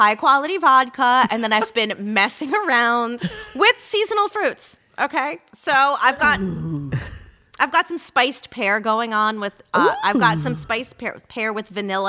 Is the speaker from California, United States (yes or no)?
no; Rhinebeck, New York, United States; Rhinebeck, New York.